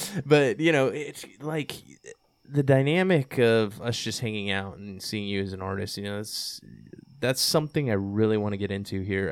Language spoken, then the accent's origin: English; Texas, United States; I came from Texas